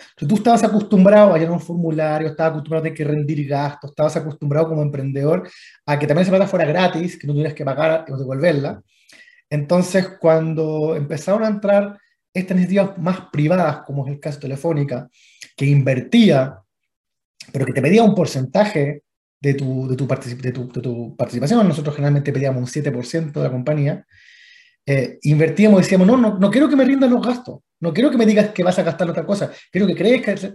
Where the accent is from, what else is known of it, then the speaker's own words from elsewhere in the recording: Chile; estoy ya eh, hace, hace, mucho tiempo en, en, en Chile, donde básicamente me crié